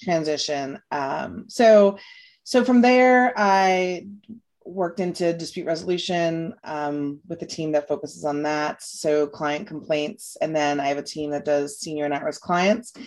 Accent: New York, United States; moved away as an adult; also born or lived in Louisiana; now in Florida, United States; I'm from New York

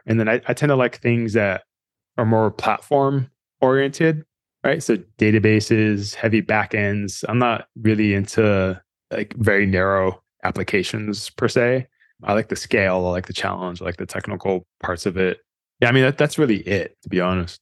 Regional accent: Fremont, California, United States; I grew up in the Valley in Fremont in early 80s

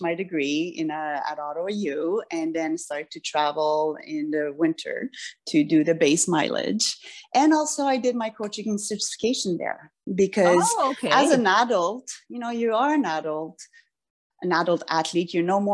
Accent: France; moved away; I grew up in France a lot too.

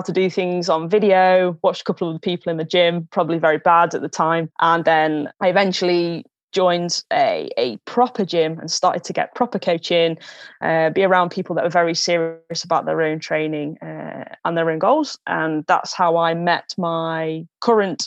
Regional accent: Newark, East Midlands, United Kingdom; I first picked up a hockey stick down at my local club back in my hometown of Newark

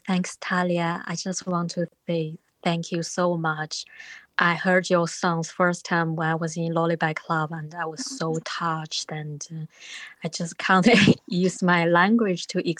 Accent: New Zealand; And I'm from New Zealand

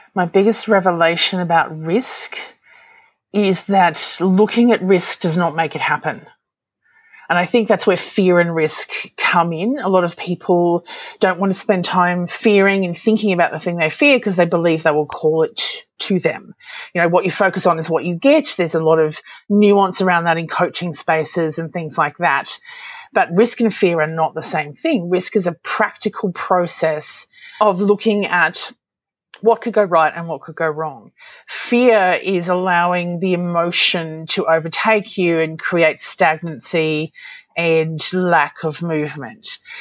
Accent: Australia; I'm an Aussie

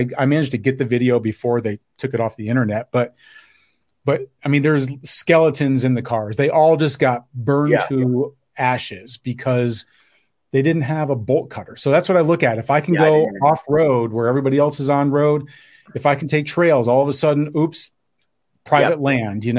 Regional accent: New York, United States; I'm from New York

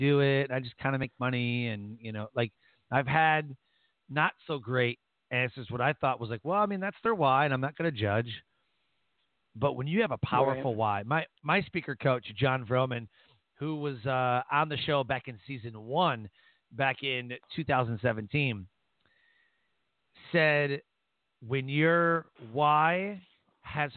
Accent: Detroit, Michigan, United States; we're both from Detroit.

